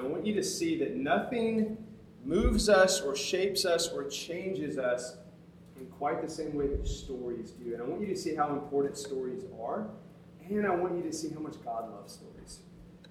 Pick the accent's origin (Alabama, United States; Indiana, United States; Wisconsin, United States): Alabama, United States; Tuscumbia; moved away as an adult; also born or lived in Houston, Texas; I'm from a small town called Tuscumbia, Alabama